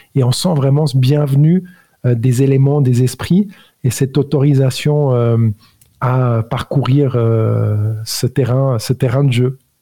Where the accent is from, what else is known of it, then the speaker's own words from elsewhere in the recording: Switzerland; also born or lived in Italy; je suis né italien, homme en Suisse, d'éducation catholique